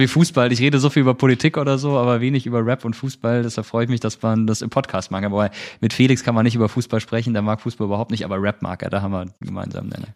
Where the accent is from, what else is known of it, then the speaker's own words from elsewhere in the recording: Malsch, Baden-Württemberg, Germany; moved away as an adult; also born or lived in Rhineland-Palatinate (near Mainz); now in Mainz area, Germany; Geboren bin ich in Baden-Württemberg, in der Nähe von Karlsruhe, in Malsch